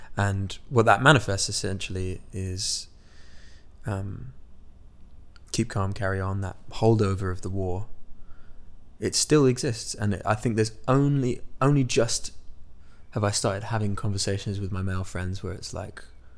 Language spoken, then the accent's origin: English; Midwest, United States; this tragedy that had happened in my hometown, where I was born in the Midwest, believe it or not.